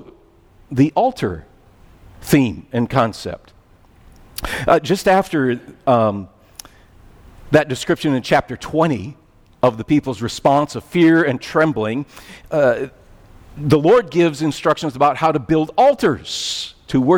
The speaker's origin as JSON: {"language": "English", "country": "United States", "said": "being American"}